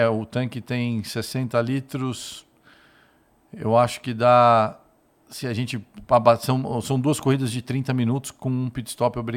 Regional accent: São Paulo, Brazil; born or raised there; also born or lived in Salvador, Bahia

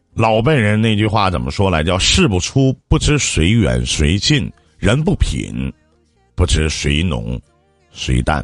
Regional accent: Shenyang, Liaoning, China; 我是东北沈阳这边的，我老家那边

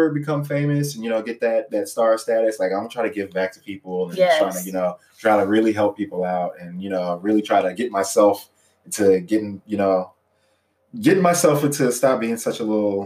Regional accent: Houston, Texas, United States; I am from Houston, Texas, born and raised

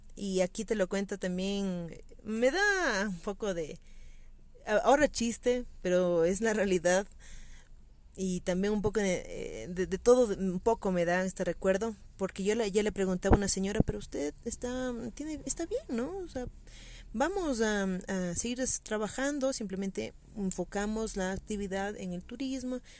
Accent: Quito, Pichincha, Ecuador; como quiteña, como habitante del centro histórico de la ciudad

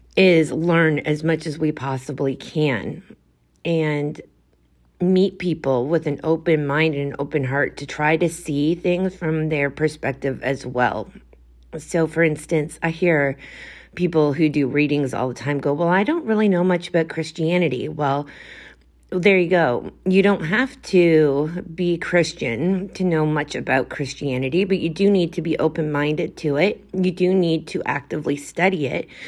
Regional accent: Canada; I am a chick from Canada

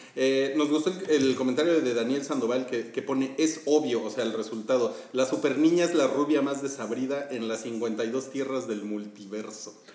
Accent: Mexico; nosotros somos mexicanos

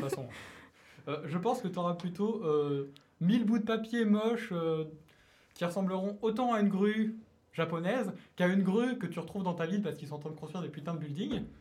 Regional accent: France; je suis français

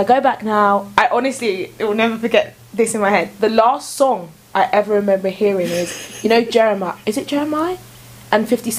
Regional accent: Kent, South East England, United Kingdom; I grew up in Kent, right? So like, majority of my friends were white.

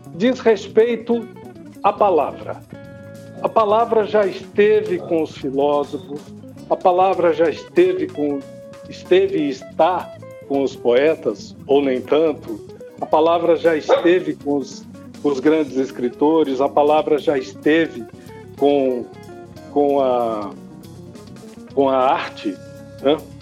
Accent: Brazil; enquanto brasileiros, enquanto país

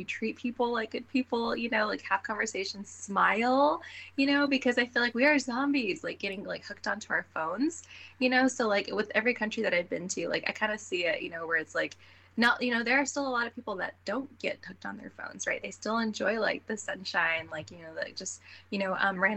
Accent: United States; I was born here in the States

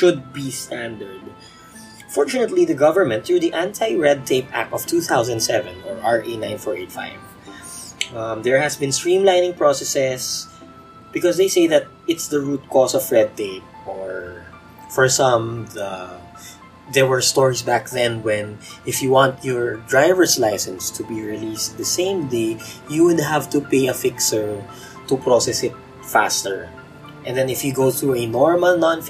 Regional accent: Philippines; being a Filipino, we have this culture of the youngest usually would do all the legwork

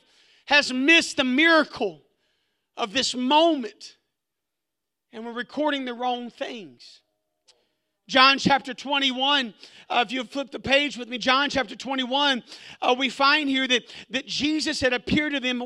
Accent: Arkansas, United States; when I grew up in Arkansas, we had a kind of a home base of sorts for our neighborhood

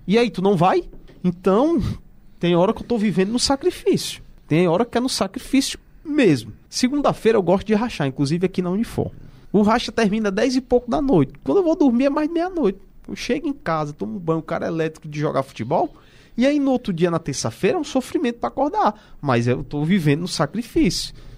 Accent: Aracati, Ceará, Brazil; eu nasci numa cidade que o rádio lá é muito forte

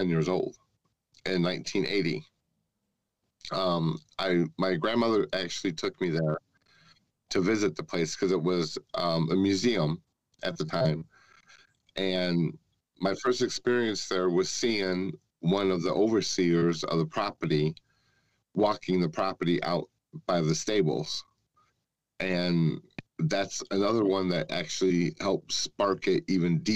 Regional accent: El Dorado, Illinois, United States; my hometown in El Dorado, Illinois

